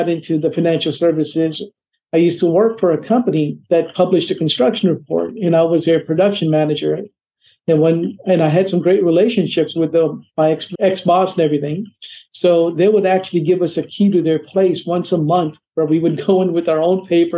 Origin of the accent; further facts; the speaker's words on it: India; now in Atlanta, United States; I'm originally from India